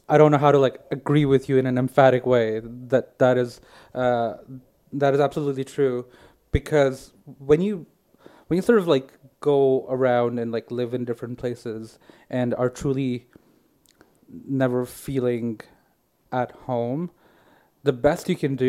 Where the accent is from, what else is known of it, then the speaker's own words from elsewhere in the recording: India; also born or lived in Saudi Arabia; I'm Indian. My parents are Indian. I was born in Saudi Arabia, and I lived the first few years of my life in a very like Indian community in Saudi Arabia